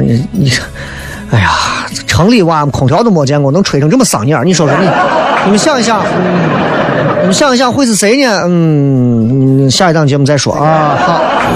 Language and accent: Chinese; Xi'an, Shaanxi, China; 我说我是西安人啊